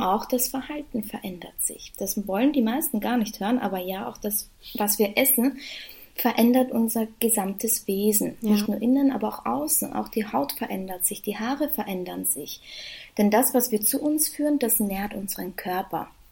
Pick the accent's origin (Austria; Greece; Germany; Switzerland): Austria; Vienna; Ich komme aus Wien, arbeite in meinem Beruf mittlerweile schon über drei Jahre